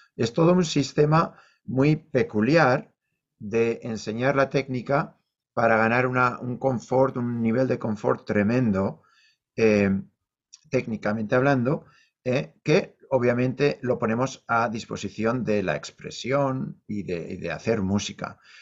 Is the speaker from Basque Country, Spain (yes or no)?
yes; Leioa, Basque Country, Spain; moved away as an adult; also born or lived in Bilbao / New York; now in North Carolina, United States; yo nací en Bilbao, crecí en Leioa